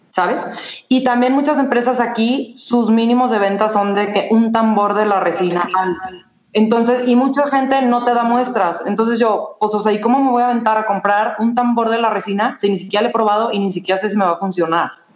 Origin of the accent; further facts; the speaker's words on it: Guadalajara, Jalisco, Mexico; soy de Guadalajara, estudié mercadotecnia en el ITESO